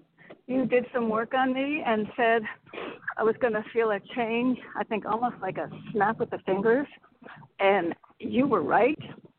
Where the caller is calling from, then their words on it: Connecticut, United States; Hi, I'm in a store. I'm going to walk out in Connecticut.